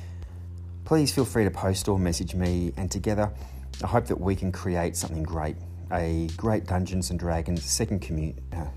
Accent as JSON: {"language": "English", "country": "Australia", "tie": "born or raised there", "said": "my hometown here in Australia"}